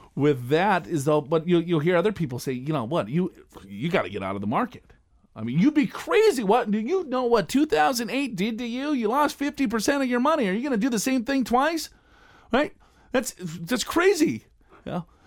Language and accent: English; Minnesota, United States; I'm from Minnesota.